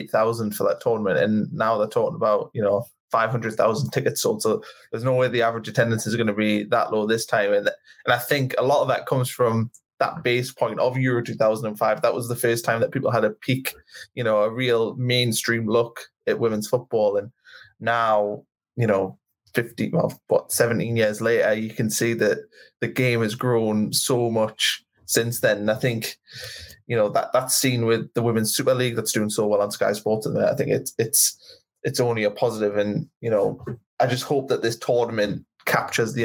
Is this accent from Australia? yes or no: no; the Northeast, North East England, United Kingdom; I'm from the Northeast